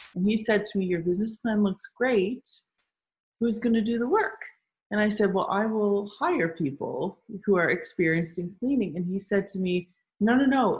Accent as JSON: {"language": "English", "town": "Toronto", "region": "Ontario", "country": "Canada", "tie": "born or raised there", "said": "we still have our boutique cleaning service running in Toronto, which is my hometown."}